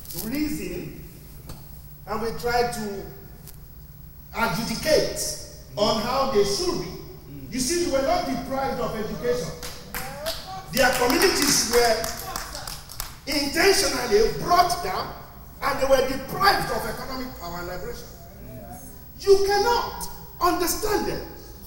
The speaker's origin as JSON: {"language": "English", "country": "Nigeria", "moved": "yes", "lives_now": "United States", "said": "I'm from Nigeria. My father was a chief inspector of education."}